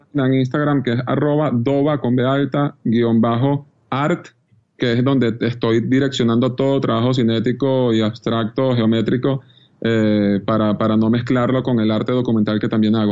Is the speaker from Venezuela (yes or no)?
yes; Venezuela; uno como venezolano